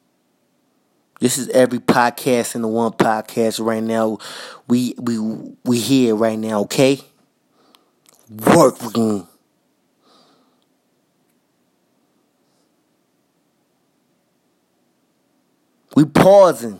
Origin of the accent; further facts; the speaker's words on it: New York City, New York, United States; also born or lived in Minnesota; I was raised in Jamaica, Queens